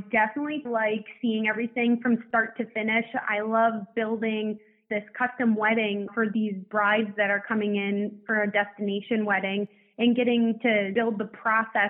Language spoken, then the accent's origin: English; Buffalo, New York, United States; now in Florida, United States; I'm from Buffalo, New York